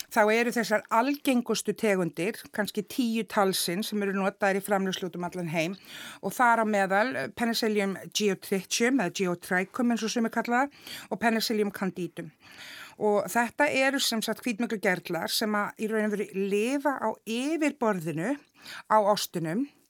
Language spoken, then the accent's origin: Icelandic; Iceland; við sem Íslendingar